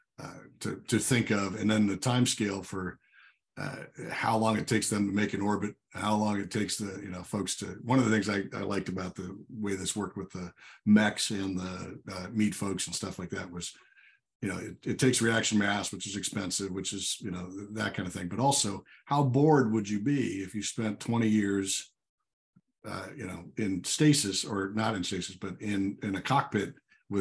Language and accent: English; Illinois, United States; moved away; I grew up in Illinois originally